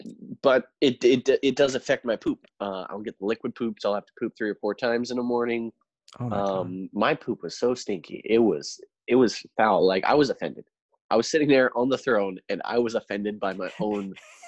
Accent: Canada; We're Canadian.

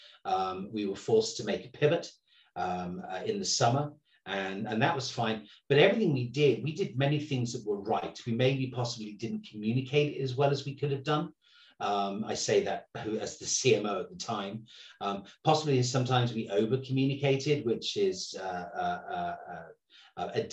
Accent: England, United Kingdom; I'm English

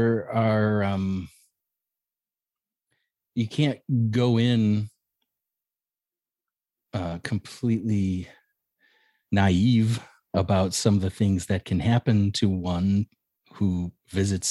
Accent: Hammond, Indiana, United States; moved away; I grew up in Hammond, which is Northwest Indiana.

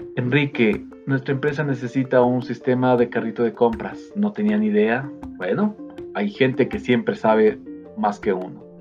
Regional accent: Ecuador; soy, em, de Ecuador

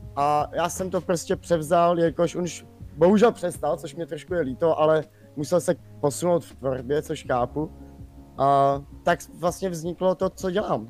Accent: Czechia; jsem Čech

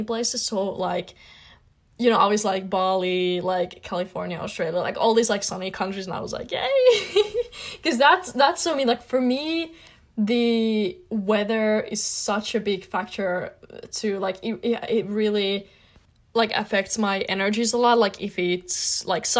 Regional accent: Finland; I'm from Finland

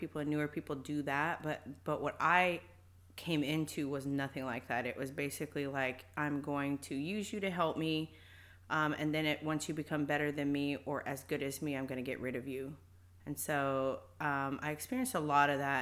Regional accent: Fort Worth, Texas, United States; I am from North Fort Worth. I grew up, born and raised in Fort Worth, Texas.

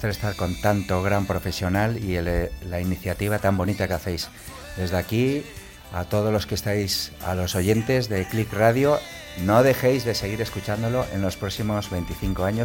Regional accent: Galicia, Spain; yo, soy gallego

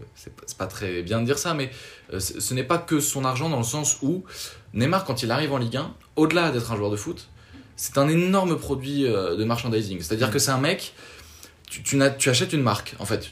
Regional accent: France; chez nous en France

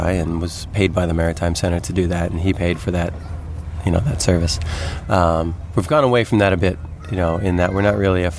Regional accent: Olympia, Washington, United States; I grew up in Olympia.

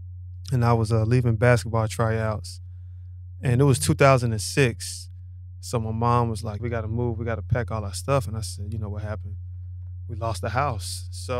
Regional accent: Charlotte, North Carolina, United States; Born and raised in Charlotte.

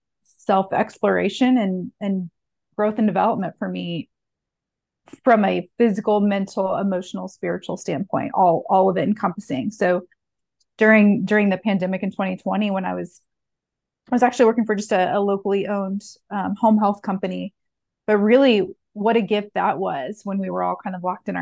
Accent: Indianapolis, Indiana, United States; I'm born and raised in Indianapolis

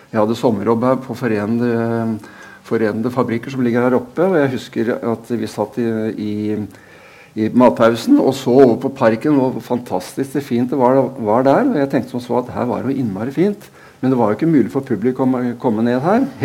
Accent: Drammen, Buskerud, Norway; Jeg har født og oppvokst der. Jeg er født i Øvre Storgate 55 i Tora Trehetens eh, Eh, fødehjem. Jeg vokste opp i, på Skogerveien eh, ved siden av helleristningene

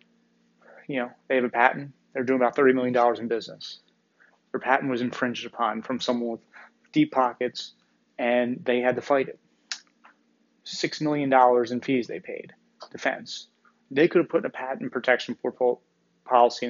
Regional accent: Northeast, United States; I'm from the Northeast here

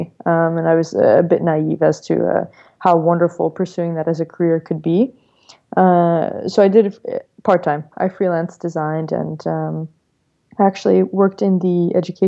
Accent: New York, United States; I'm born and raised in New York, Brooklyn to be exact

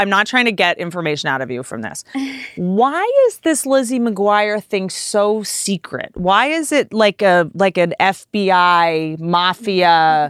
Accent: Washington, District of Columbia, United States; I'm from Washington, D.C.

